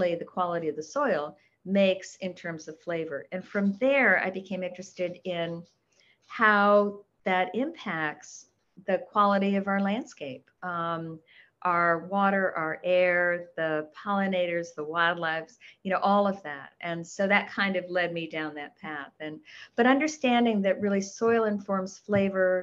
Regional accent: Short Hills, New Jersey, United States; moved away as an adult; now in Minnesota, United States; I grew up in Short Hills

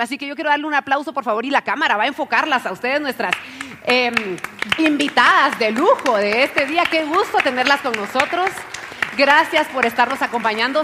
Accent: Guatemala; para que podamos crecer todos juntos como guatemaltecos

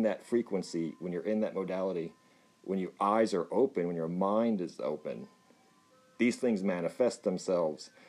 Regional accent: Texas, United States; Yes, I am Texan

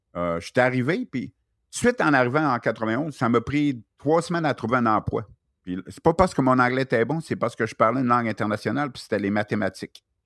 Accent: Chicoutimi, Quebec, Canada; moved away as an adult; now in Australia; je viens de Chicoutimi

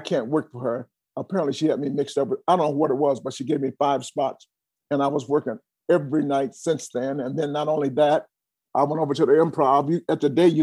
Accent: Atlanta, Georgia, United States; I'm from Atlanta, Georgia, and we were really poor

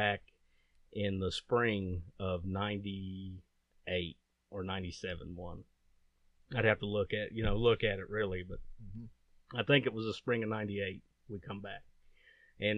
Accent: Beckley, West Virginia, United States; also born or lived in Eccles, West Virginia; I was born in 1982 in Beckley, West Virginia. I was poor white trash most of my life. Lived in a little town called Eccles. Went to Liberty High School.

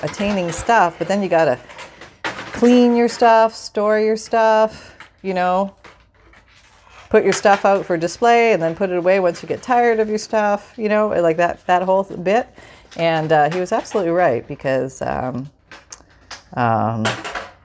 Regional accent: Canada; I'm from Canada

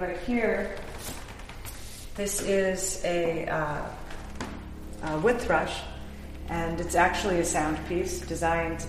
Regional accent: Ohio, United States; growing up in Ohio

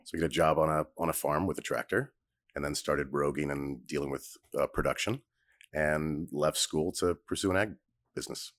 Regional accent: Northern California, United States; moved away; Originally Northern California

